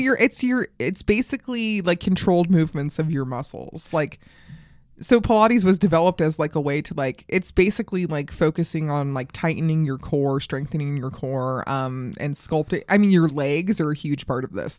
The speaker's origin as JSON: {"language": "English", "region": "Colorado", "country": "United States", "tie": "born or raised there", "also_born_or_lived": "New York", "moved": "yes", "lives_now": "Los Angeles, United States", "said": "I grew up in Colorado"}